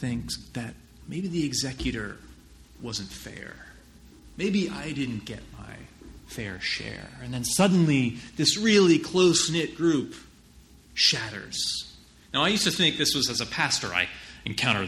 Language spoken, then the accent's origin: English; New Jersey, United States; I'm just from New Jersey